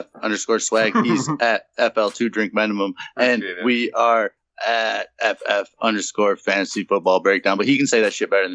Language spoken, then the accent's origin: English; Traverse City, Michigan, United States; I'm from Traverse City